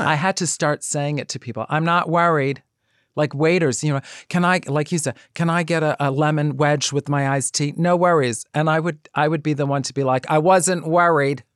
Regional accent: New York City, New York, United States; accent: Bronx; growing up in the Bronx

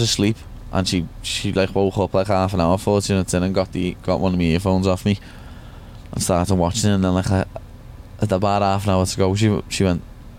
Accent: Liverpool, North West England, United Kingdom; This is me home from home, and I'm went away from Liverpool.

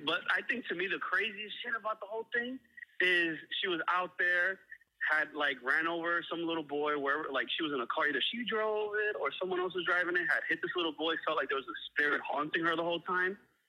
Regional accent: New York, United States; New York.

